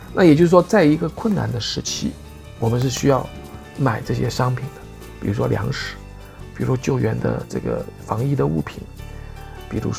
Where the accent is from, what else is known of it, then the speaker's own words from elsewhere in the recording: China; 美元呢，我们中国人又不流通不流通